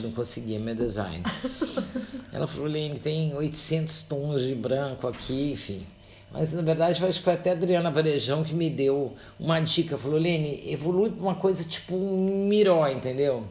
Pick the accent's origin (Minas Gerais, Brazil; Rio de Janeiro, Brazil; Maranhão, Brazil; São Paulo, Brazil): São Paulo, Brazil; Santos; eu sou paulista de Santos